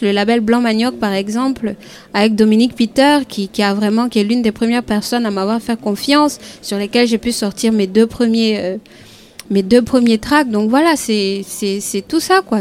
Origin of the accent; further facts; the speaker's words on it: Côte d’Ivoire; en tant qu'Ivoirienne